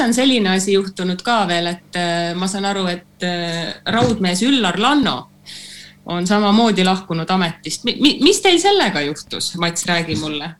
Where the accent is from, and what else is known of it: Tallinn, Harju County, Estonia; born or raised there; moved away